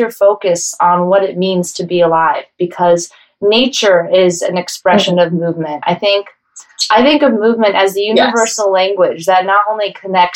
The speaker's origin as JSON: {"language": "English", "town": "Denver", "region": "Colorado", "country": "United States", "tie": "born or raised there", "moved": "yes", "lives_now": "New York, United States", "said": "I grew up in Denver, Colorado"}